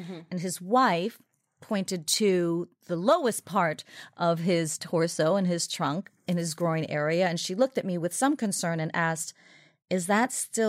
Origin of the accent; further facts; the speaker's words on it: Haiti; born there; So I was born in Haiti.